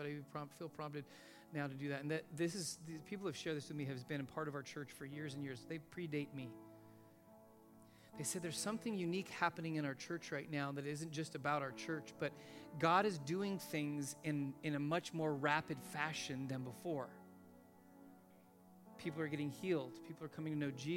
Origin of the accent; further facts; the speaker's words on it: Los Angeles, California, United States; When we moved into our house that I grew up in out in Van Nuys in the valley